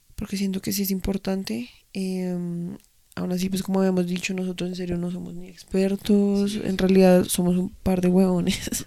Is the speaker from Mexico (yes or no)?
no; Colombia